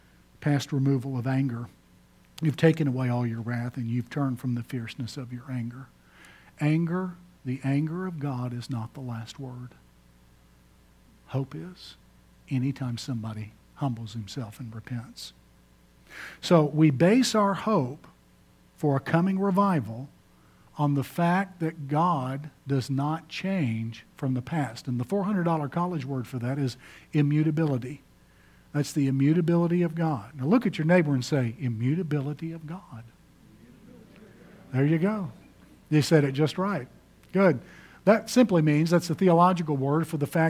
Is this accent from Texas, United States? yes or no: yes; Houston, Texas, United States; my hometown of Houston, Texas